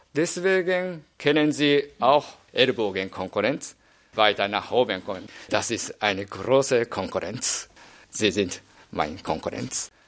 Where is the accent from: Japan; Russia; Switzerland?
Japan; German is a second language; moved away as an adult; also born or lived in Nagoya; now in Germany; bei uns in Heimat Japan